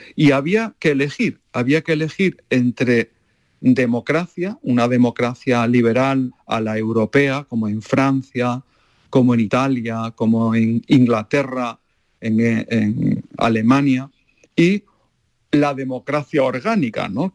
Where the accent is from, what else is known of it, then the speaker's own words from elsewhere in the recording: Málaga, Andalusia, Spain; moved away; me encanta volver a mi pueblo, a Málaga